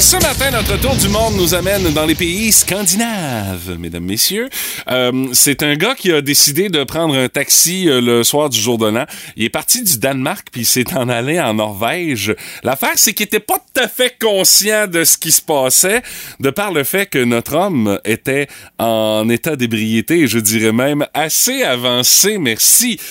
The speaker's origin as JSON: {"language": "French", "town": "Rimouski", "region": "Quebec", "country": "Canada", "said": "chez nous à Rimouski"}